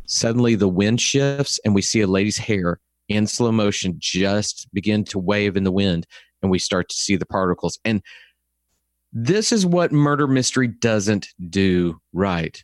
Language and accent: English; Texas, United States; accent: Texas; my Texas accent is different from other Texas, Texas accents.